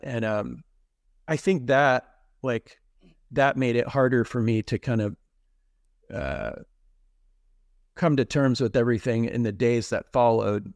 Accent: Texas, United States; now in Pittsburgh, United States; where I grew up in Texas

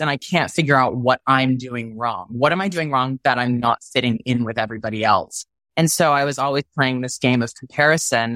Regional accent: Texas, United States; moved away; growing up in Texas as a gay male

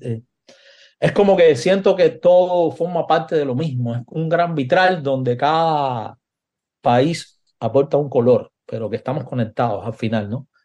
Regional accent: Cuba; moved away; also born or lived in Madrid; cuando vivía en Cuba, yo, me, yo salí de Cuba en el año 92 y ya en el 93 ya empezaba a vivir fuera de Cuba, en España, ¿no? En Madrid.

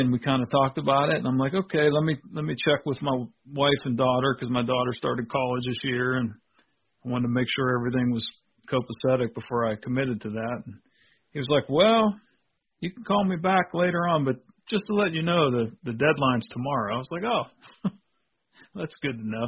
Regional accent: Pennsylvania, United States; my home state of Pennsylvania

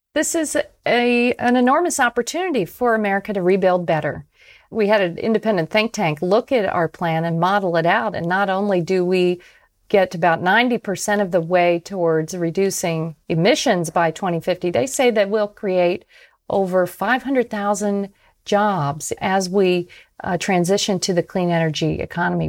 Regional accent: Tampa, Florida, United States; my hometown, of Tampa, Florida

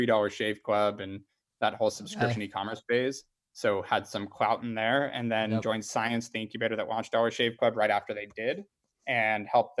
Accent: Ojai, California, United States; also born or lived in Los Angeles, United States; I'm from Ojai. I was born in LA, but moved to Ojai when I was 6, small town, North

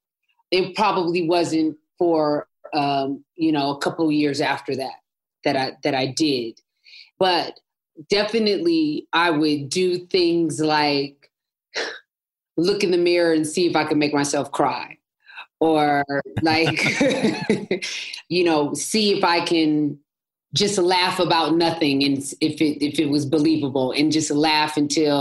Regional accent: Los Angeles, California, United States; I'm born and bred in Los Angeles, California

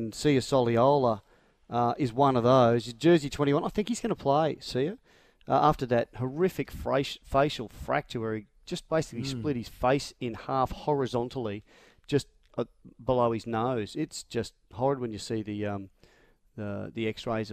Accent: Brisbane, Queensland, Australia; I'm from Brizzy

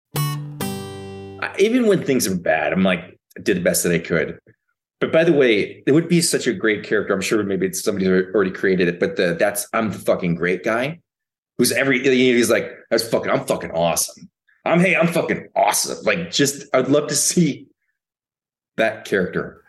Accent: Minnesota, United States; I grew up in Minnesota

